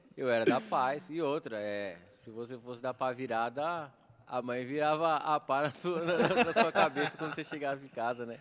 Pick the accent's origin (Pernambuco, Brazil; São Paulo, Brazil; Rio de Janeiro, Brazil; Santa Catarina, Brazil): São Paulo, Brazil; Suzano; Fui criado aqui em Suzano, estudei aqui na, na escola de Davi Jorge Cury